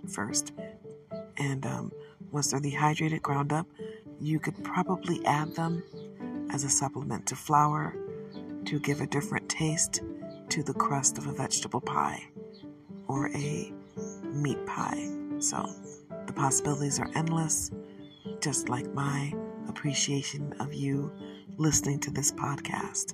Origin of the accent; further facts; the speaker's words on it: Detroit, Michigan, United States; I am from Michigan, specifically Detroit, but my family, even though they've lived here for a generation before I was born, are Southern